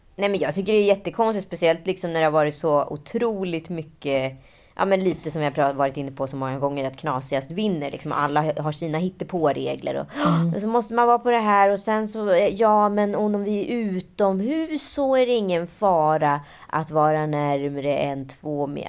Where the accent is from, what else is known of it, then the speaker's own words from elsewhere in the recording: Stockholm, Stockholm County, Sweden; jag var från Stockholm, att jag var från Sverige